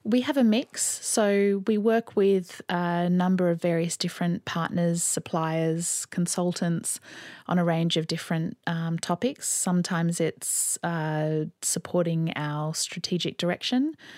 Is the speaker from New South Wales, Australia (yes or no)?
yes; Sydney, New South Wales, Australia; also born or lived in London; I grew up here in Sydney